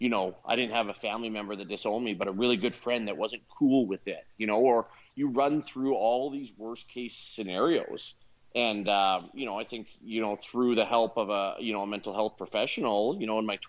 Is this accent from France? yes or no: no; West Coast of Canada, British Columbia, Canada; I'm from the West Coast, where obviously it's a year-round climate where you can actually play rugby in Canada year-round.